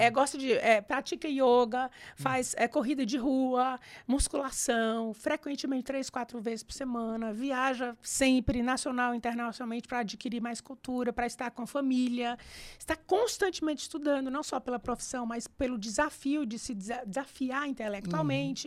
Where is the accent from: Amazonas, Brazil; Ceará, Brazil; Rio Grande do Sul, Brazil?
Ceará, Brazil; Fortaleza; moved away as an adult; now in São Paulo, Brazil; eu saí de Fortaleza em 2000, mas eu fui criada lá em Fortaleza